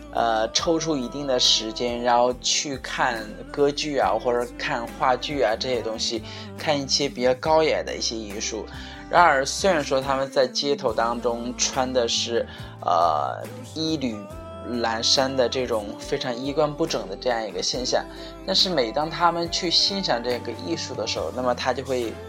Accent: China; 我们中国人

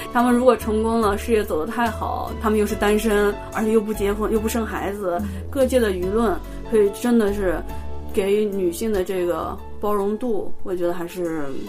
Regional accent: Xi'an, Shaanxi, China; moved away as an adult; also born or lived in Okayama, Japan; now in Nagoya, Japan; 我来自西安，然后我今年来日本已经第六年了，呃，现在是名古屋大学的，嗯，博士研究员

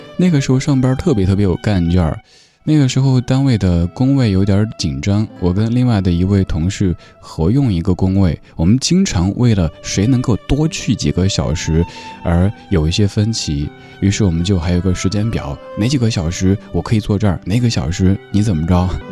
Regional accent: Sichuan, China; 作为一个四川人

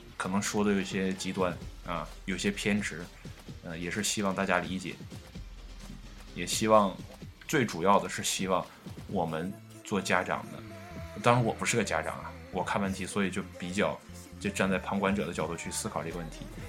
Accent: China; also born or lived in northern China; 我们中国人

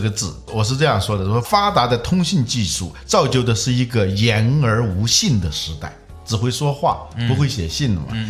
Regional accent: Hubei, China; moved away; 我们老家的一张报纸啊，我是湖北人嘛

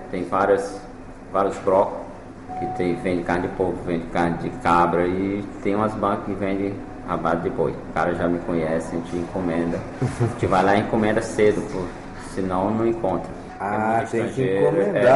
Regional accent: Fortaleza, Ceará, Brazil; born there; É, eu nasci

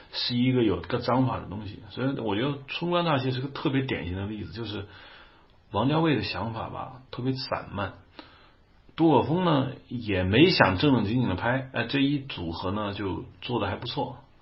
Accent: China; 我们大陆这边

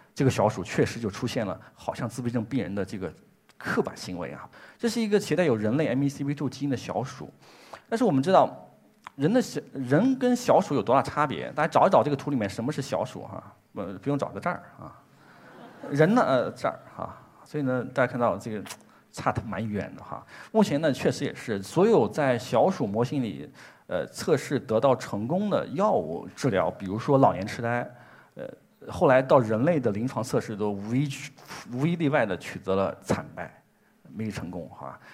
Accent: China; 这是我们中国自己的工作，也很自豪

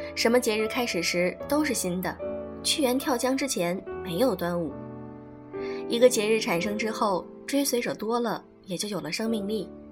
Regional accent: China; 我们中国人

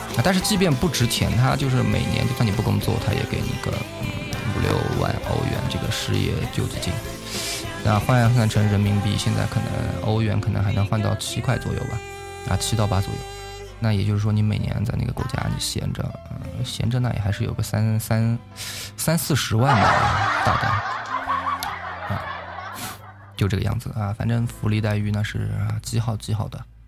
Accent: Yunnan, China; 我是云南人，我是云南人

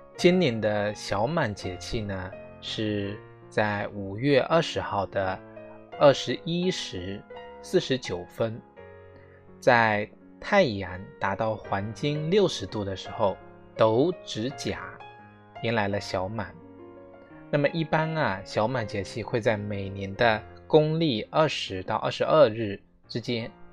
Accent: China; 苦菜呢是作为我们中国人最早的使用的野菜之一啊

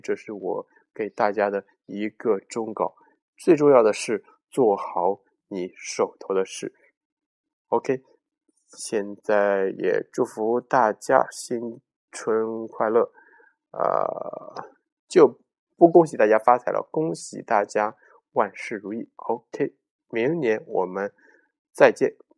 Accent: China; 我们中国人呢，对钱的热爱

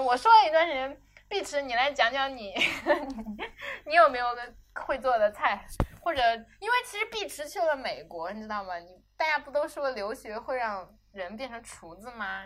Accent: Hunan, China; moved away; 我作为湖南人我也吃，我回家吃的比谁都多

